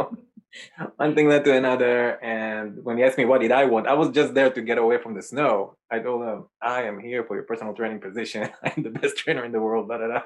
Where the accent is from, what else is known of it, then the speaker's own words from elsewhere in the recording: Israel; moved away as an adult; also born or lived in New York; I'm originally from Israel. I grew up there until age 21.